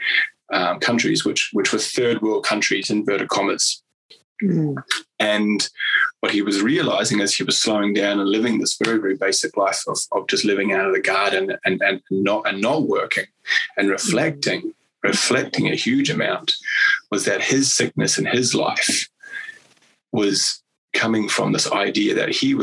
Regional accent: New Zealand; I'm a Kiwi

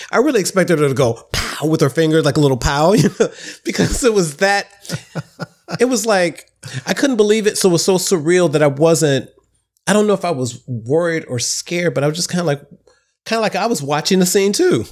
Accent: Midwest, United States; now in New York City, United States; I'm a Midwesterner

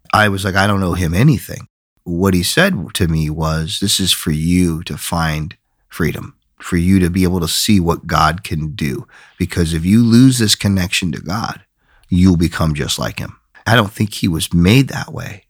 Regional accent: Flint, Michigan, United States; moved away; also born or lived in Binghamton, New York / San Mateo, California / San Francisco, California; native of, uh, Michigan. Grew up in Flint, Michigan

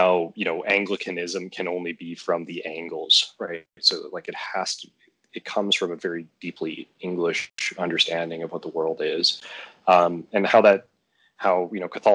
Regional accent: Canada; we're both Canadian

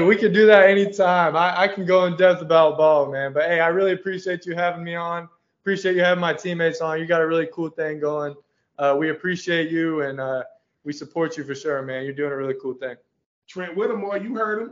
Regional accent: Gainesville, Florida, United States; Growing up in Gainesville is fun

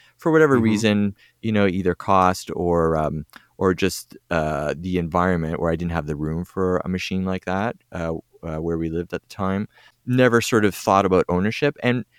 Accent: Toronto, Ontario, Canada; From Toronto, yep.

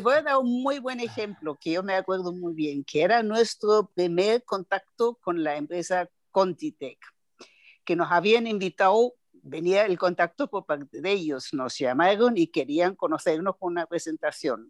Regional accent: Nuremberg, Bavaria, Germany; Spanish is a second language; moved away; also born or lived in Düsseldorf; Yo soy de Bavaria, de Nuremberg

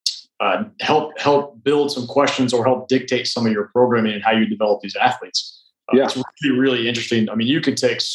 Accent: Indiana, United States; moved away; also born or lived in Nashville; I'm from Indiana

